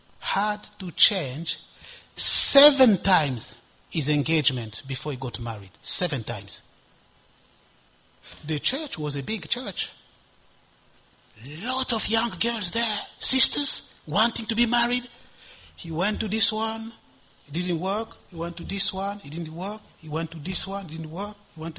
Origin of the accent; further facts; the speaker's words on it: DR Congo; also born or lived in Ivory Coast; And I become a student union representative of all the Congolese students, because I'm from Congo, in the Ivory Coast.